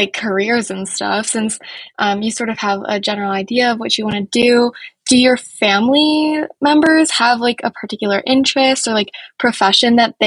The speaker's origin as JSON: {"language": "English", "town": "Philadelphia", "region": "Pennsylvania", "country": "United States", "tie": "born or raised there", "said": "I grew up in Philadelphia"}